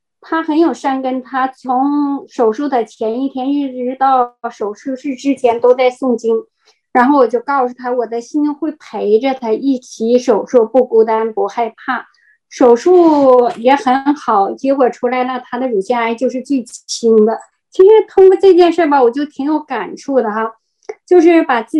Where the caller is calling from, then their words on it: Heilongjiang, China; 我在黑龙江，